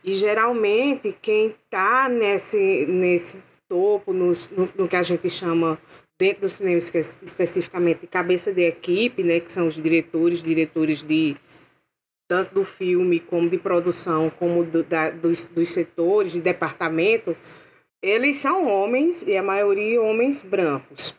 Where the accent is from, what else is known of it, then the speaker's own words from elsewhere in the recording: interior of Paraíba, Brazil; eu sou natural do interior da Paraíba, eu nasci assim, mais perto do Ceará do que de João Pessoa